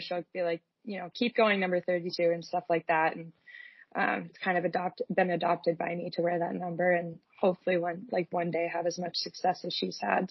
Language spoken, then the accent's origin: English; Whitby, Ontario, Canada; moved away as an adult; in my senior year, I switched to Whitby so that I could actually play for my hometown